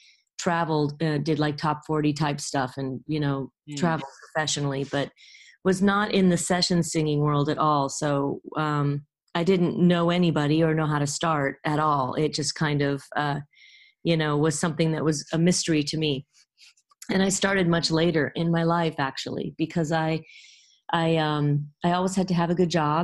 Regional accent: Los Angeles, California, United States; I'm from Los Angeles, believe it or not. I was born at USC and raised in the Valley

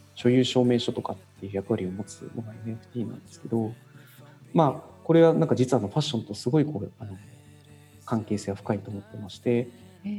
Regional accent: Kumamoto, Japan; 私も、まあ、生まれながらの熊本育ち

